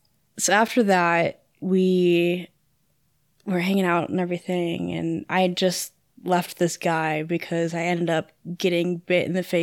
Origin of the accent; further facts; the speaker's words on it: Freeport, Illinois, United States; moved away; No, I'm from Freeport, Illinois, where our high school mascot is a pretzel.